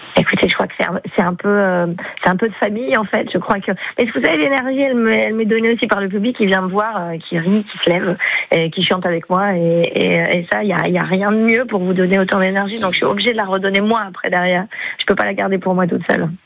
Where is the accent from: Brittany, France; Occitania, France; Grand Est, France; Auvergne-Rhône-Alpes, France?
Occitania, France; Toulouse; moved away; also born or lived in Var; moi, je suis toulousaine